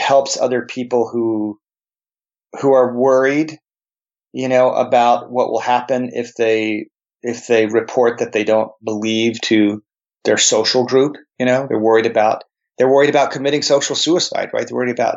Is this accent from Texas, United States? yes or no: yes; El Paso, Texas, United States; also born or lived in New Jersey / New York / New Mexico; I grew up in El Paso along the border